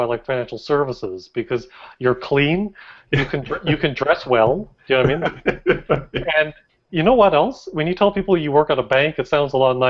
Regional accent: United States

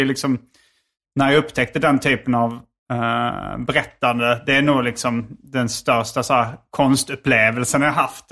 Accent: Sweden; jag var från Sverige

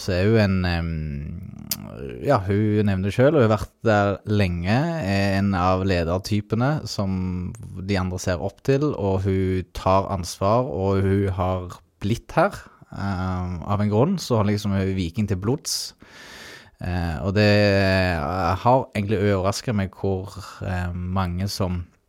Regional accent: Ålgård, Rogaland, Norway; moved away as an adult; also born or lived in Fredrikstad; jeg er jo opprinnelig fra Ålgård

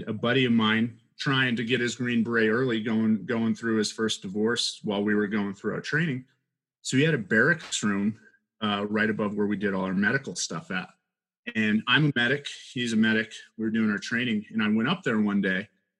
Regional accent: Colorado, United States; I grew up in Colorado.

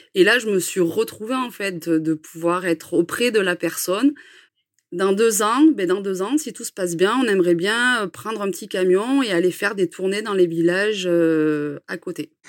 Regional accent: Cantal, Auvergne-Rhône-Alpes, France; now in Puy-de-Dôme, France; on est originaire du Cantal

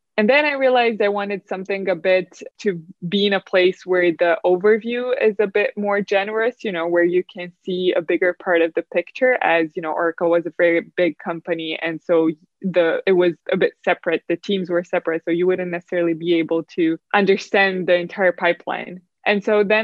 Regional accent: Romania; So I grew up in Romania, in a small-ish town from Romania

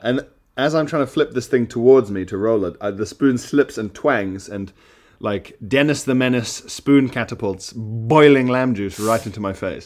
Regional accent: Isle of Man; moved away as an adult; also born or lived in South Africa; now in London, United Kingdom; in my house where I grew up on the Isle of Man

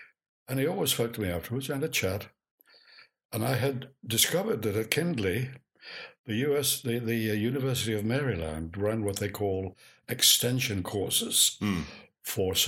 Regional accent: Nottingham, East Midlands, United Kingdom; moved away as an adult; also born or lived in Bermuda / Australia / Sydney; now in London, United Kingdom; I came back to Britain, back to Nottingham, my hometown

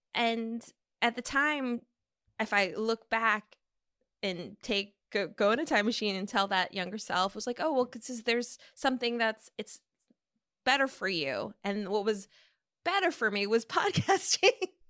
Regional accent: Minnesota, United States; moved away as an adult; also born or lived in California; I grew up in Minnesota with refugee parents from Laos

